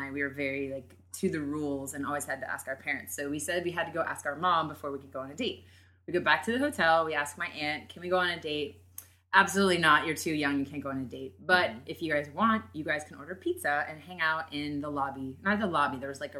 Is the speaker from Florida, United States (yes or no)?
yes; Florida, United States; I'm from Florida.